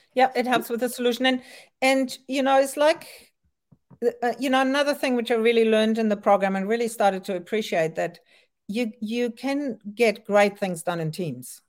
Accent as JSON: {"language": "English", "country": "France", "tie": "born or raised there", "also_born_or_lived": "Germany", "moved": "yes", "lives_now": "Auckland, New Zealand", "said": "I was born in Germany and grew up in France"}